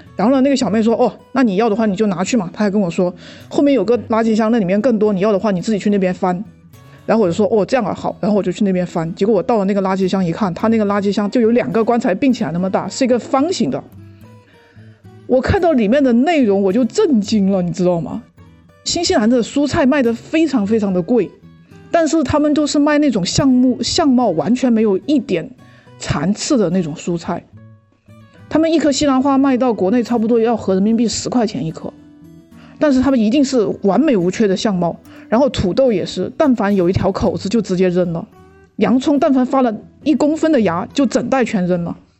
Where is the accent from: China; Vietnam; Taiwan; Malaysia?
China; now in New Zealand; 我中国人